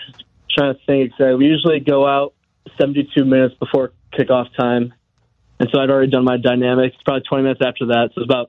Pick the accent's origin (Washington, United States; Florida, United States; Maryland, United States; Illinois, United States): Illinois, United States; Chicago; So, I grew up in Chicago area